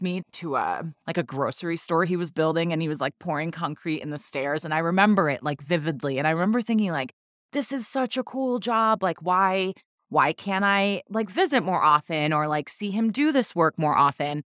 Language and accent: English; Dominican Republic; I'm from the Dominican Republic